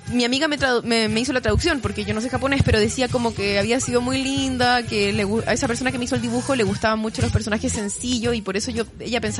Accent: Chile

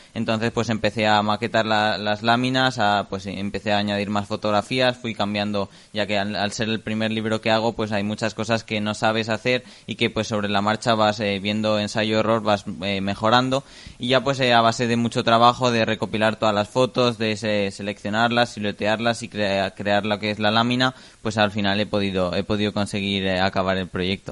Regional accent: Jiloca Valley, Aragon, Spain; está toda la zona más del Valle del Giloca en la que pues el río Giloca y todo toda su ribera, que también hay muchos animales, aunque bueno, también luego ahora están transformando mucho el paisaje con todos los campos de cultivo, por ejemplo, también en mi pueblo están haciendo un paseo

